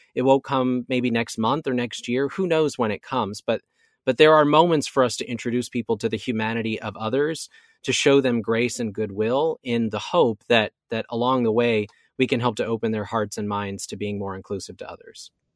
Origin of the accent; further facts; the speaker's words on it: Oregon, United States; moved away as an adult; now in Orlando, United States; my home state of Oregon